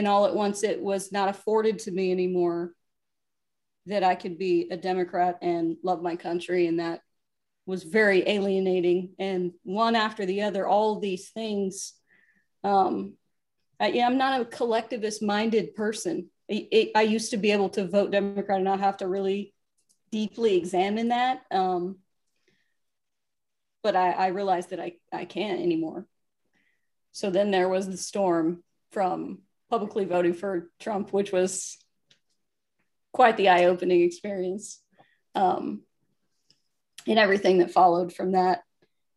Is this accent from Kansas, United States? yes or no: yes; Wichita, Kansas, United States; moved away as an adult; now in Los Angeles, United States; growing up in Kansas